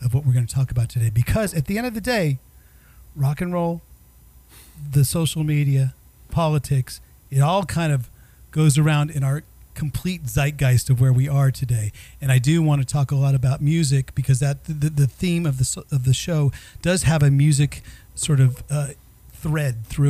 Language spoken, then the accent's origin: English; Bay Area, California, United States; I was born and raised in the Bay Area.